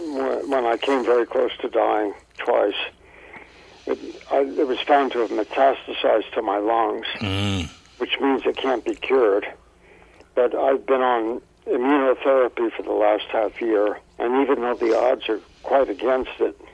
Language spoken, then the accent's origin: English; Colorado, United States; Originally Colorado